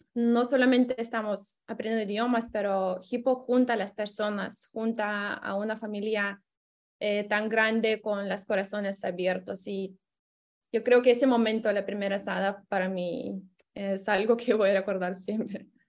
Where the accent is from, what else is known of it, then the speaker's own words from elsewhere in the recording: Lithuania; Spanish is a second language; soy de Lituania